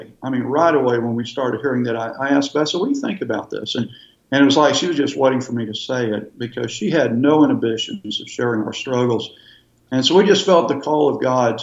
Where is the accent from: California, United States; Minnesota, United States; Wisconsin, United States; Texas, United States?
Texas, United States; moved away as an adult; now in Florida, United States; We're from Texas and we still love Texas